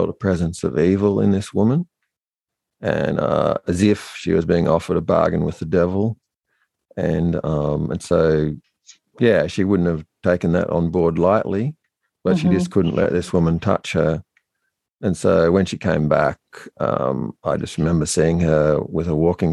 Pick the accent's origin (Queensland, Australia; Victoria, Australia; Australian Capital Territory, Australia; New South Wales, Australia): New South Wales, Australia; also born or lived in Bathurst; We grew up on a sheep and cattle station way out in the outback